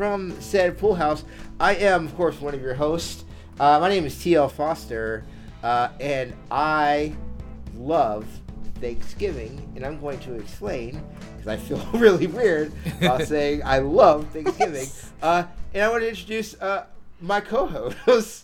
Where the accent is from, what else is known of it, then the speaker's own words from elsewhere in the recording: Florida, United States; we're both from the South, right? Like, you're from Georgia, I'm from Florida.